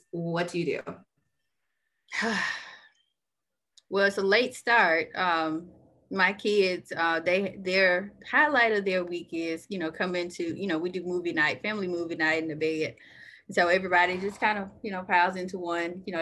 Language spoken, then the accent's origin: English; the South, United States; You know, I'm from the South, so I am a Southern girl.